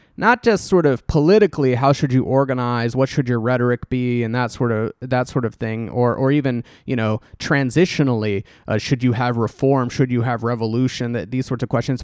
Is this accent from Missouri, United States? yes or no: no; Texas, United States; growing up in Texas